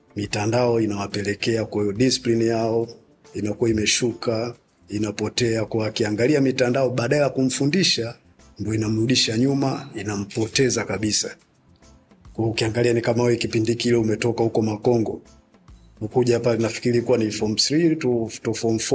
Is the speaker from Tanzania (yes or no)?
yes; Dar es Salaam, Tanzania; Mi nimezaliwa Upanga, kwa hiyo unakuta mitaa yote ya Upanga tulikuwa tunazunguka tuna baiskeli